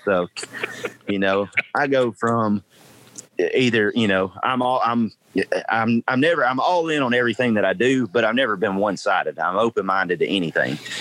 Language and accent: English; United States; us as American people